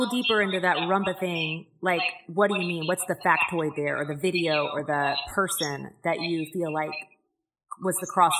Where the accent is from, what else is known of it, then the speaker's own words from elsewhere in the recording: Houston, Texas, United States; I grew up in Houston and I speak a little Spanish and I have Latino friends